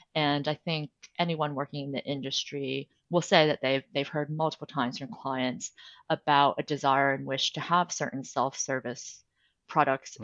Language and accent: English; United States; moved away as an adult; also born or lived in New York City, United States; now in London, United Kingdom; as an American lawyer working internationally